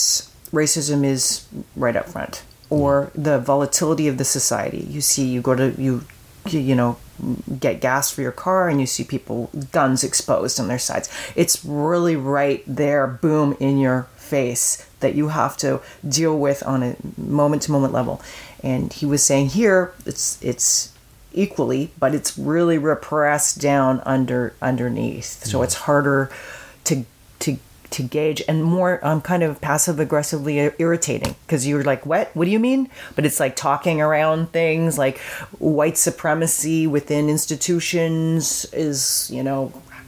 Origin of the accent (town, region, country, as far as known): Canada